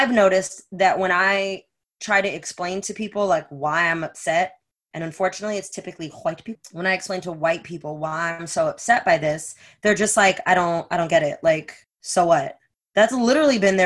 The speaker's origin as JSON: {"language": "English", "country": "United States", "tie": "born or raised there", "said": "as an American growing up here"}